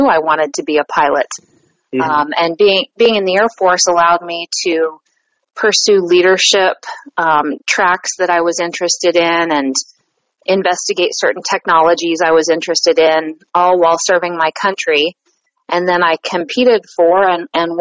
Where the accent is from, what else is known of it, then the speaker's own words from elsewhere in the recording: Columbus, Ohio, United States; I'm from Columbus, Ohio